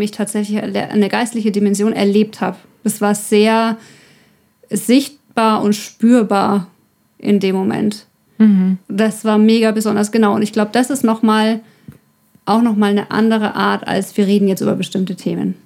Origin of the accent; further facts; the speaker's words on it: Ore Mountains, Saxony, Germany; ich komme aus dem Erzgebirge